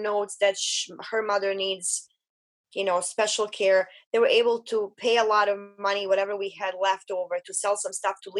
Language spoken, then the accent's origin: English; Bosnia & Herzegovina; English is a second language; I was a refugee from Bosnia.